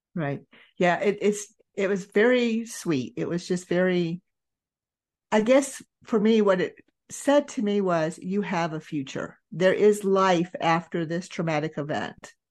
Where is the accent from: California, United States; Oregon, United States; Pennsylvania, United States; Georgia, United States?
Georgia, United States; I was raised in Georgia, raised in, you know, that Bible Belt area